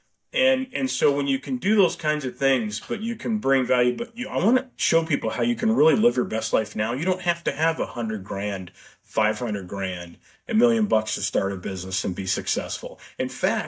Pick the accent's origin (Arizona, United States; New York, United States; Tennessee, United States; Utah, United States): Arizona, United States; Tucson; my growing up in Tucson, hence you and I went to University of Arizona, my old stomping grounds